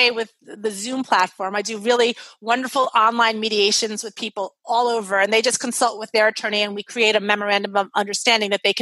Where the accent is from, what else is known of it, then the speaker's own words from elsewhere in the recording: Brooklyn, New York, United States; He's like from rural Maine. I'm from Brooklyn, New York.